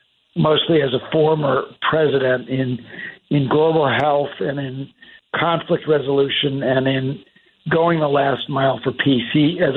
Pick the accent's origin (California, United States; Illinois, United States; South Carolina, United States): Illinois, United States; Chicago; I was born and raised in Chicago. My whole family was born and raised in Chicago.